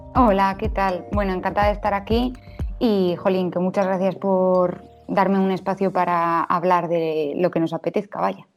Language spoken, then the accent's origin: Spanish; Valladolid, Castile and León, Spain; soy del 96, nací en Valladolid